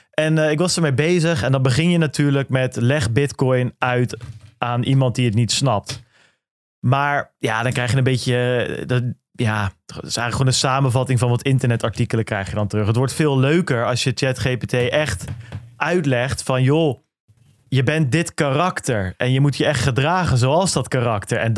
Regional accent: Goeree-Overflakkee, South Holland, Netherlands; ik kom van Goeree Overflakke, dat is wel bijbelbelt, maar ik ben niet religieus opgevoed

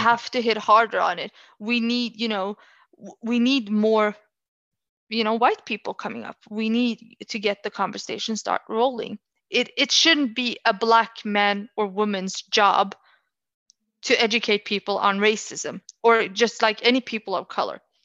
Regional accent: Oslo, Norway; I'm from Oslo, uh, whenever I live there

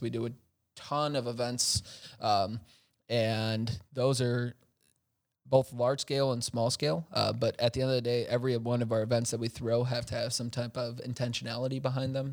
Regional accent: Chicago, Illinois, United States; now in Milwaukee, United States; I'm originally from Chicago

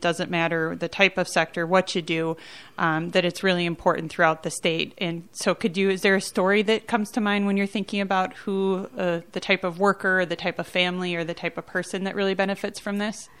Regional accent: Duluth, Minnesota, United States; I'm from Duluth

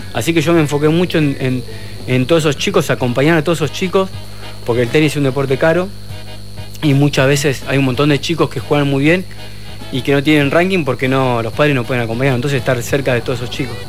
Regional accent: Argentina; nosotros los argentinos

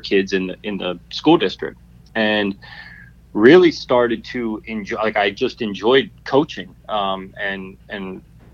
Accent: Harrisburg, Pennsylvania, United States; I grew up in Harrisburg, Pennsylvania

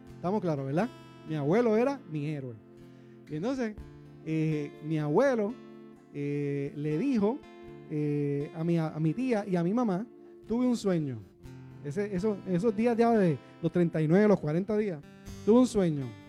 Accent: Puerto Rico

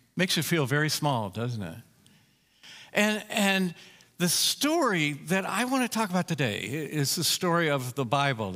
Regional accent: Colorado, United States; also born or lived in Chicago, Illinois; I'm from Colorado

